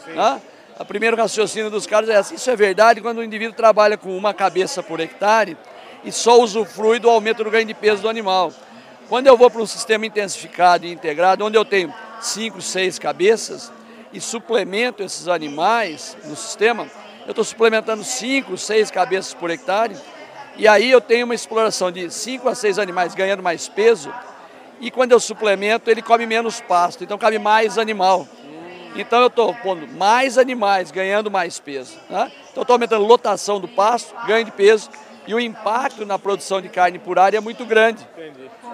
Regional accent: Tatuí, São Paulo, Brazil; moved away as an adult; also born or lived in São Manuel / Piracicaba; Mas eu fui criado, eu sou de Tatuí

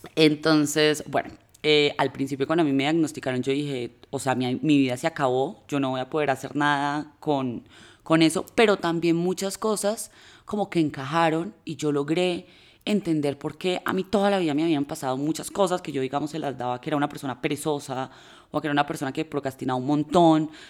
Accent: Manizales, Caldas, Colombia; las dos somos de Manizales

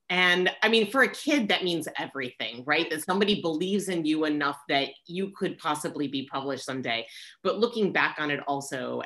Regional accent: New York City, New York, United States; moved away as an adult; now in Southern California, United States; as a New Yorker

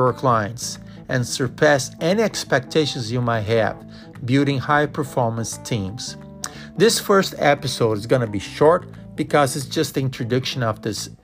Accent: Brazil; moved away as an adult; now in United States; I grew up in Brazil

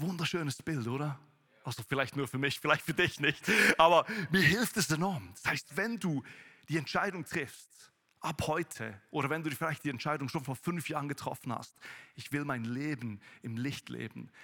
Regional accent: Thun, Bern, Switzerland; moved away as an adult; now in Weinfelden, Switzerland; in Thun, wo ich herkomme.

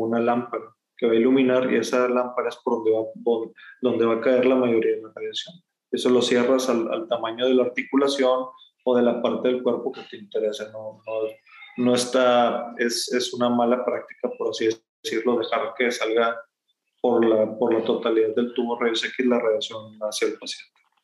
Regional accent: Sabinas Hidalgo, Nuevo León, Mexico; moved away as an adult; now in Monterrey, Mexico; yo soy originario de Sabinas Hidalgo, que está al norte de Monterrey, a más o menos una hora, hora y media en auto. Eh, ahí estuve hasta la prepa

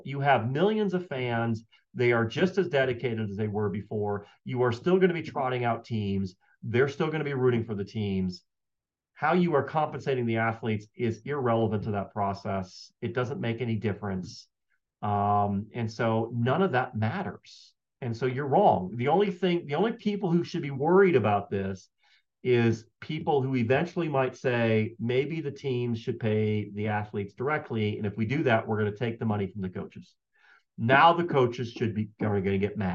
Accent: Michigan, United States; moved away; also born or lived in Colorado; I grew up in Michigan and we were Michigan fans

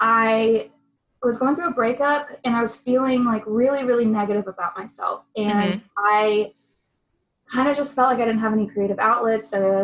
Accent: Ellenwood, Georgia, United States; also born or lived in Flint, Michigan; now in Atlanta, United States; I was born in Flint, Michigan. {S0} Okay. {S1} And, but I wasn't raised there. I was raised in a city just south of here, Ellenwood, Georgia.

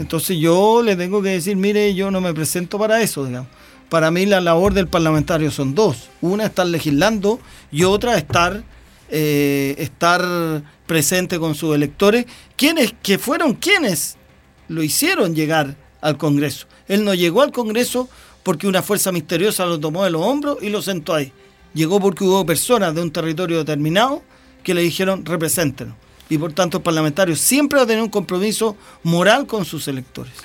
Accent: Longaví, Maule, Chile; soy de Longaví

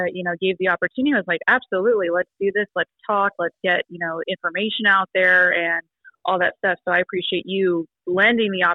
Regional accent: Elk Grove, California, United States; moved away; I'm originally from Elk Grove, California in Northern Cal.

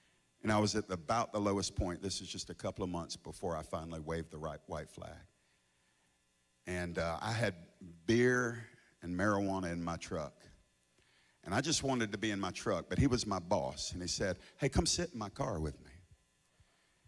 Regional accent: the South, United States; I'm from the South, ain't I? Everybody in the South is saved.

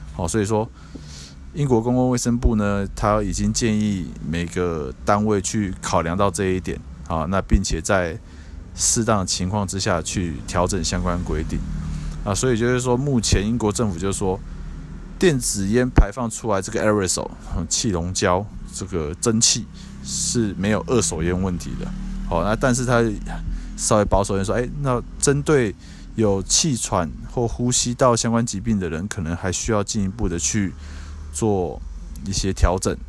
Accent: Taiwan; 现在在我们台湾这边

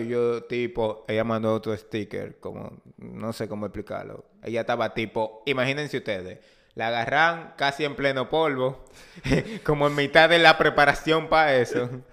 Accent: Dominican Republic; nosotros como país latinoamericano

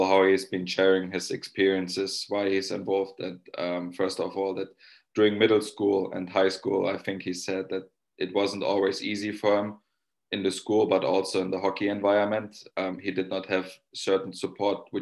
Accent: Germany; now in Finland; I'm from Germany

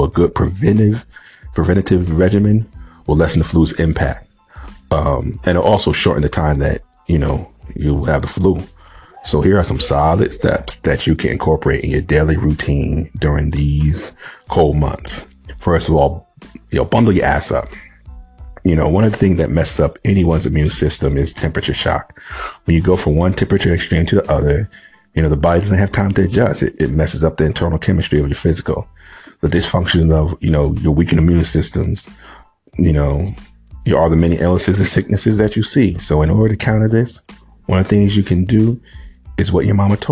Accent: New England, United States; I grew up in the Northeast in New England.

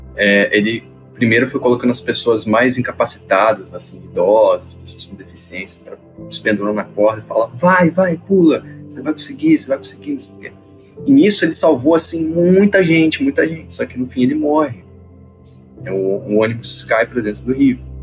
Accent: Petrópolis, Rio de Janeiro, Brazil; moved away; eu sou de Petrópolis, vivi lá há muito tempo, 13 anos da minha vida

